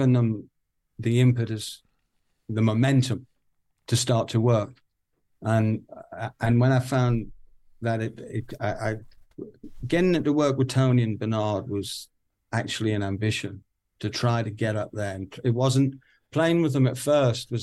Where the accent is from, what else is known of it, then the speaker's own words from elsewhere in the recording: Newcastle upon Tyne, North East England, United Kingdom; I'm a Geordie